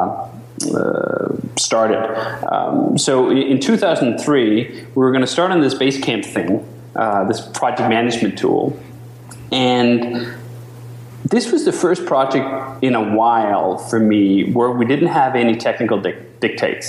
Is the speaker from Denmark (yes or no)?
yes; Denmark; moved away as an adult; now in United States